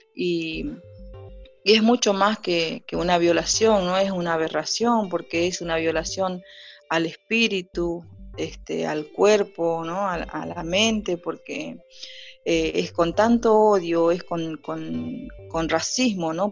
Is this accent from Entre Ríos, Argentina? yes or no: no; Orán, Salta, Argentina; me crié en Salta, en Orán